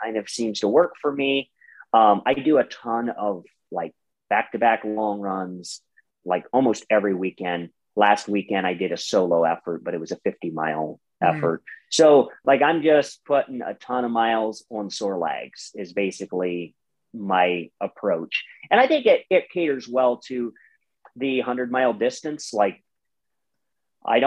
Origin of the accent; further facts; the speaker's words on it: Ohio, United States; I'm from Ohio, you know, and we have some major hills in Ohio